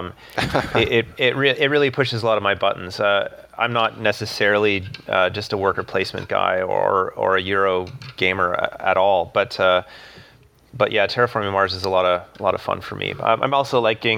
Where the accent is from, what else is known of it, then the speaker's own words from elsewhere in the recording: Ottawa, Ontario, Canada; I'm from Ottawa, Canada